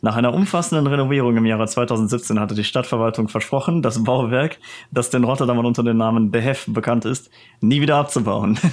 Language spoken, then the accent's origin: German; Netherlands; mir als Holländer